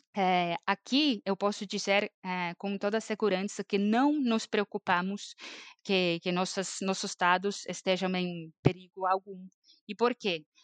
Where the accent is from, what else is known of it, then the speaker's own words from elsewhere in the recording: Estonia; Portuguese is a second language; also born or lived in São Paulo, Brazil; eu sou estoniana, mas eu morei no Brasil, em São Paulo, por quase sete anos e acabei voltando para a Estônia